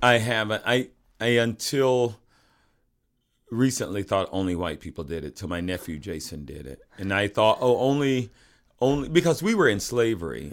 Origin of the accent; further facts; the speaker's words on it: the South, United States; moved away; I grew up in the South